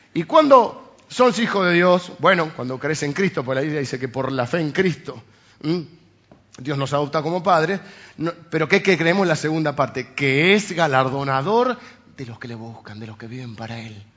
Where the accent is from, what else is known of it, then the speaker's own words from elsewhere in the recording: Argentina; los argentinos estamos acostumbrados a las cosas provisorias para siempre